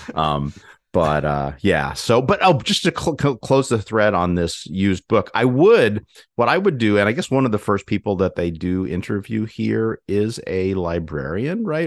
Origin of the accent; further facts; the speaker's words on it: Ithaca, New York, United States; moved away; also born or lived in Glastonbury, Connecticut / Hartford, Connecticut; we visited, um, Ithaca, uh, New York, um, my hometown